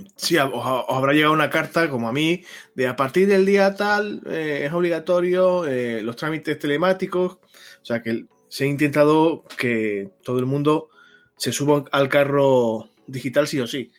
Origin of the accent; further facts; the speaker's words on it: Spain; en este país somos como somos